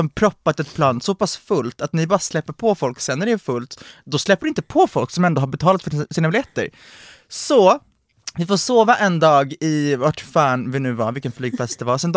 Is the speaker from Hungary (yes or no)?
yes; Hungary; jag, är från Ungern men vi åker till Rumänien.